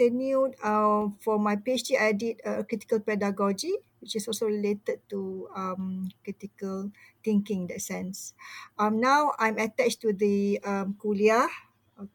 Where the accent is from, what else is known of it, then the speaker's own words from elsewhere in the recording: Malaysia; I'm a Malaysian also, Malay, Malaysian, Muslim, Malaysian